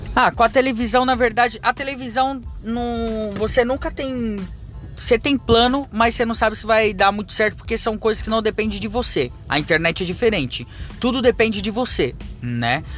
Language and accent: Portuguese; Japan; now in Brazil; minha infância morando no Japão